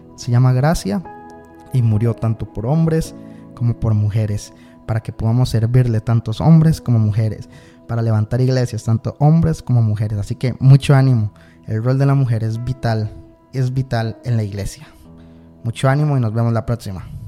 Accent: Costa Rica; yo soy de Costa Rica

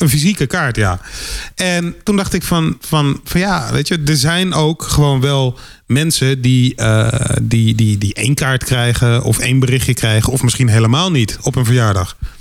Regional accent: Randstad, Netherlands; ik kom uit de Randstad

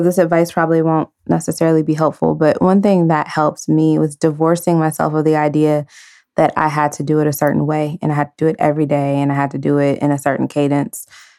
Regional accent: San Francisco, California, United States; also born or lived in Dallas / Maryland; now in Los Angeles, United States; I was born in San Francisco.

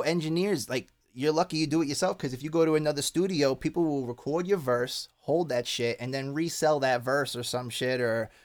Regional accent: Long Island, New York, United States; moved away; I grew up on on Long Island

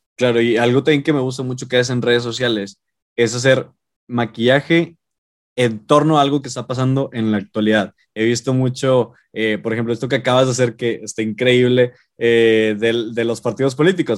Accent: Monterrey, Nuevo León, Mexico; somos regios, vivimos aquí

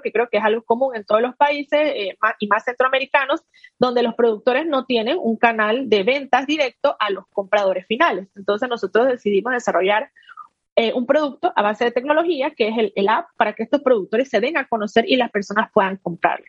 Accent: Panama; also born or lived in United States; soy panameña

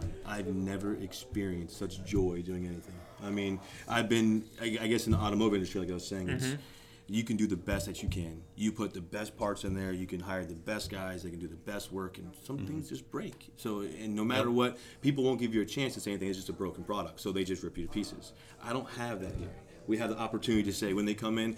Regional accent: West Palm Beach, Florida, United States; now in Spring Hill, United States; I'm from South Florida, West Palm Beach.

